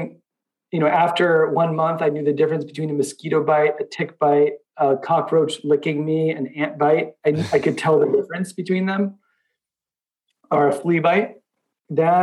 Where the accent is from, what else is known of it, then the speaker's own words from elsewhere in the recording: Boston, Massachusetts, United States; also born or lived in Myanmar; I'm from Boston